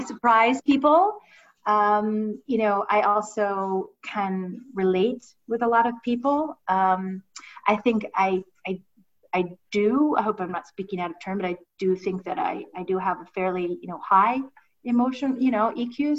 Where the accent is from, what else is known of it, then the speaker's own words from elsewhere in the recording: Ohio, United States; I'm from Ohio. We say I'm sorry